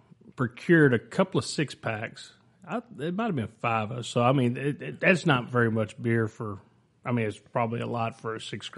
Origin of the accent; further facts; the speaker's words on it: Rockdale, Texas, United States; So I grew up in the big city. I was actually born at the hospital here in Rockdale, Texas. So I'm a born and raised Rockdale guy.